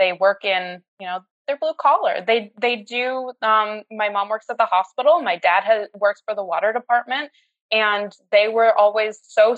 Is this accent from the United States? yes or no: yes; Colchester, Vermont, United States; moved away as an adult; also born or lived in Albany, New York / Indianapolis / Louisville, Kentucky / Bronx, New York; now in Gainesville, United States; I grew up in Colchester, Vermont, just outside of Burlington. I lived in the same house until I went away to college.